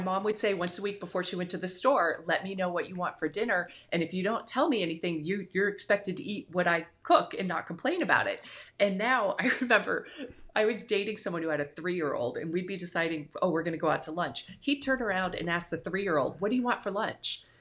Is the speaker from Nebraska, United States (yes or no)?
no; Cincinnati, Ohio, United States; now in Florida, United States; I grew up in Cincinnati